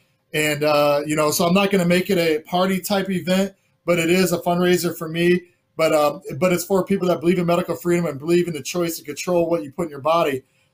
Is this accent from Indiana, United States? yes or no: yes; Indiana, United States; moved away; I'm from Indiana originally. That's maybe the Midwest in me, the small town Indiana in me.